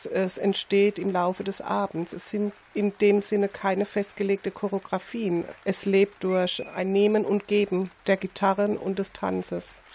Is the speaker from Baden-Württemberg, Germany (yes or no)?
no; Bavaria, Germany; Also ich bin Bayer. Bayer bedeutet nicht Sinti, nicht Roma, sondern Europäerin.